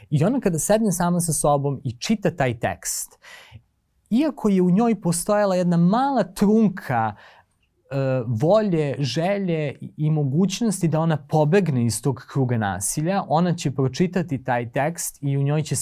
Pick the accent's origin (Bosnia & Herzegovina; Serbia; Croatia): Serbia; Prokuplje, Toplica District; moved away; ako dolaziš iz jako malog mesta kao ja, ja sam iz Prokuplja, um, gde ljudi poput tebe gotovo da ne postoje